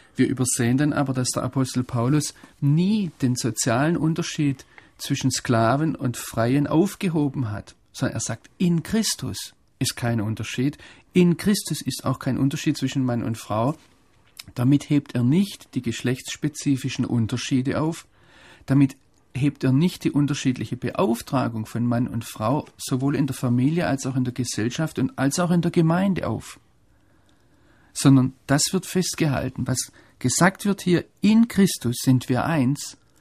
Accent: Germany; als Deutsche

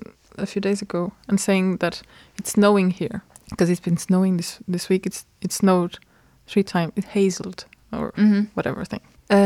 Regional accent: near Braga, northern Portugal, Portugal; English is a second language; moved away as an adult; No, I'm not from Porto either. Like, if I would relate to another city, it would be Braga, because I'm from another, we call it district, but it's not district.

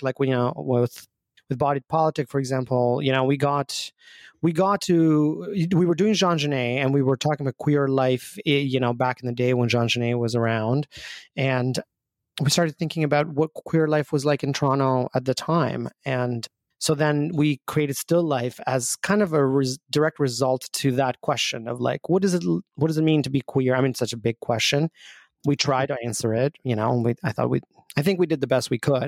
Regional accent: Albania; moved away; I grew up back home in Albania

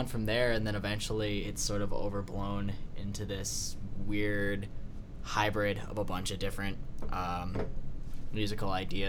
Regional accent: Ypsilanti, Michigan, United States; So, Garrett and I are from Ypsilanti.

